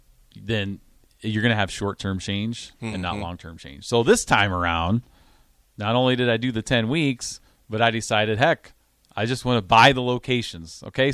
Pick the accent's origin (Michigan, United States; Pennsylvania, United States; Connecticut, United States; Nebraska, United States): Nebraska, United States; Grand Island; also born or lived in Altoona; now in Lincoln, United States; moved to Nebraska, where this is kind of my home state. I was born in Grand Island